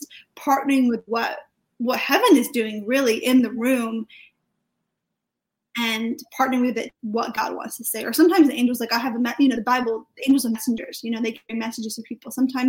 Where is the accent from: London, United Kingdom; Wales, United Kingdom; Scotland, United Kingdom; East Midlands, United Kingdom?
Wales, United Kingdom; now in Reading, United Kingdom; so I do live in Reading, but I'm actually from Wales. I live in Wales, my whole family's still over there, so I'm Welsh and British.